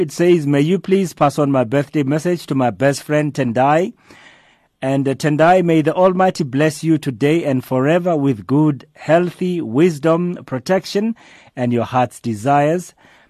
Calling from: Johannesburg, Gauteng, South Africa; I'm calling you from Radio Veritas in Johannesburg

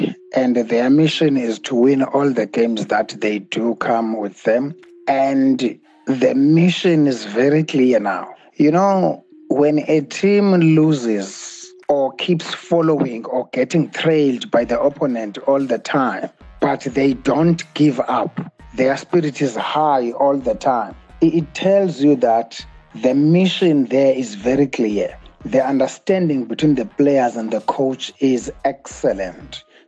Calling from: Cape Town, Western Cape, South Africa; I'm calling from Cape Town.

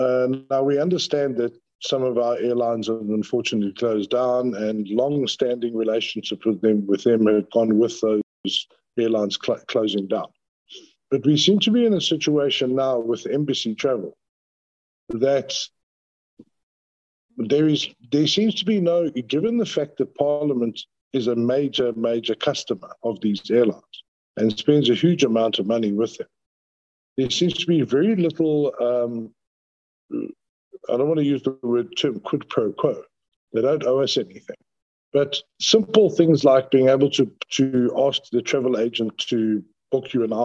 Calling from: Cape Town, Western Cape, South Africa; Chairperson, I'm calling from Acacia Park, so you know what the signal is like here.

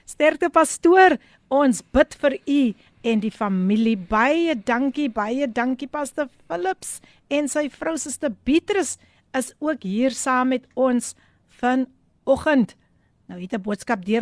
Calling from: Abbotsdale, Western Cape, South Africa; Goeiemôre uit die PM. … van Abbotsdale wees gegroet.

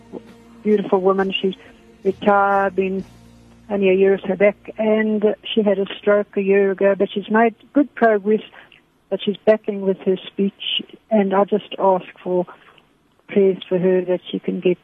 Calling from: Benoni, Gauteng, South Africa; Yes, good afternoon. I'm speaking from Benoni. I've got two requests.

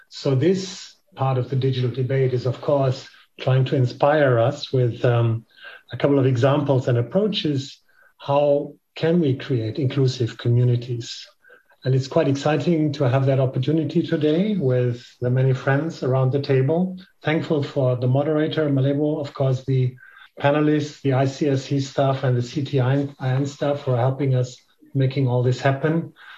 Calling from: Berlin, Germany

